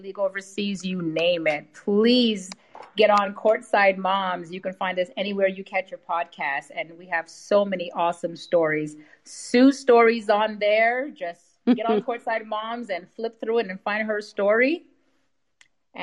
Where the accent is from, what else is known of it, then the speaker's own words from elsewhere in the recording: Canada; also born or lived in Montreal; I'm Canadian